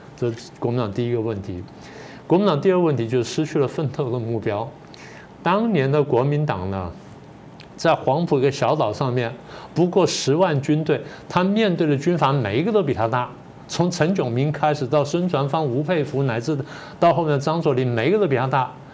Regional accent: Taipei, Taiwan; 我小的时候生长的环境，我家前面有池塘，后面有山什么等等。虽然同样是在台北

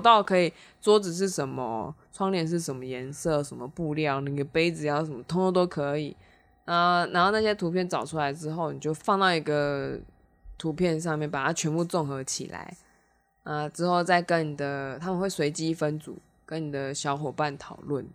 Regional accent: Taiwan; 我们台湾人

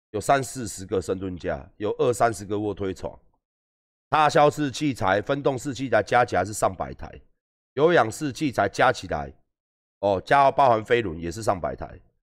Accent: northern Taiwan, Taiwan; 因为我也是北部人

